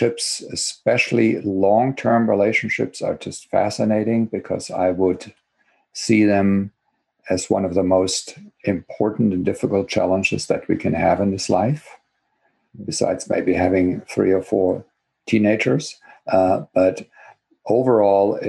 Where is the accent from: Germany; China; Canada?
Germany; English is a second language; moved away as an adult; now in Berkeley, United States; as you can probably hear from my accent, I was born and grew up in Germany, got my education there. And I came here, believe it or not, already 38 years ago